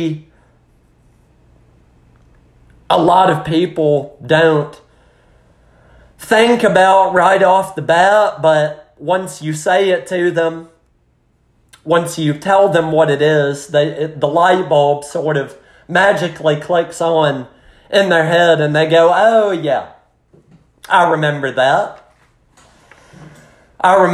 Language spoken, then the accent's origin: English; United States; just as an American watching it